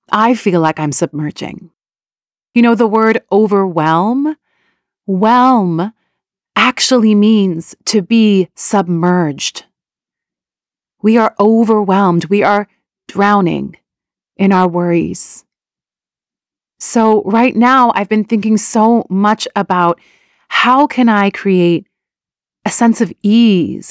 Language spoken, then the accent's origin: English; Canada; also born or lived in Iran; my family immigrated to Canada from Iran when I was quite young.